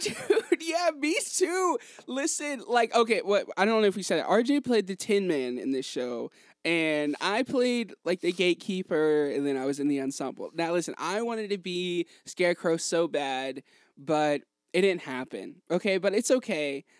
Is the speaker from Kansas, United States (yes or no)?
no; Hickory, North Carolina, United States; I'm from Hickory